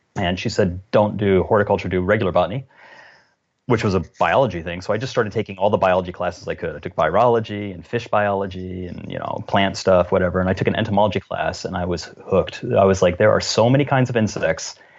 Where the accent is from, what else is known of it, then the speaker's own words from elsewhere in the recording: the South, United States; now in Washington State, United States; I grew up in the South where those spiders are all over the place